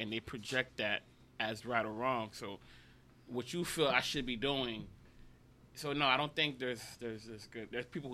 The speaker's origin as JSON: {"language": "English", "town": "Miami", "region": "Florida", "country": "United States", "said": "I'm from Miami Dade"}